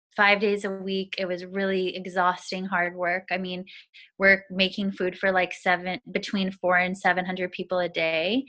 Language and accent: English; Arizona, United States; moved away as an adult; now in Seattle, United States; I grew up in Arizona in a really small town that was predominantly Mormon community